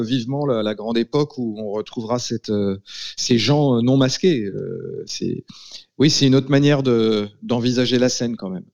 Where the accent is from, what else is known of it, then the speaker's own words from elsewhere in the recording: Laval, Pays de la Loire, France; dans ma ville natale, à Laval